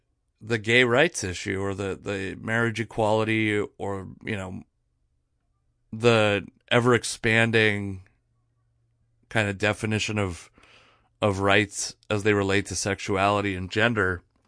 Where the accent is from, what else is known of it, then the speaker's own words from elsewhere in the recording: Pacific Northwest, United States; growing up in the Northwest, I remember in 2004 or 2003, I was a high school senior having arguments with people about like the idea that marriage should be an equal right.